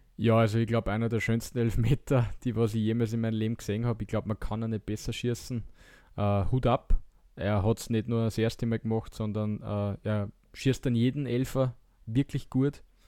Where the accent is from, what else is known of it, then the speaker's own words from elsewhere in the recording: Austria; wir als Österreicher